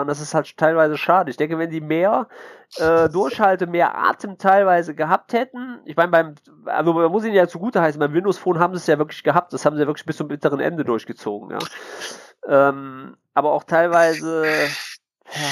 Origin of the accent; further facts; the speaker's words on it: Mönchengladbach, North Rhine-Westphalia, Germany; ich bin ja Gladbacher, ne? Also komme ich aus München Gladbach, ne? Also bin ja kein Kölner